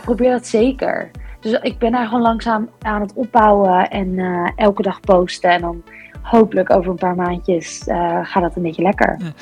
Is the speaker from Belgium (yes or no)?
no; East Grinstead, South East England, United Kingdom; now in Netherlands; ik ben geboren in East Grinstead in eh, Sussex, dus het zuiden van eh, Engeland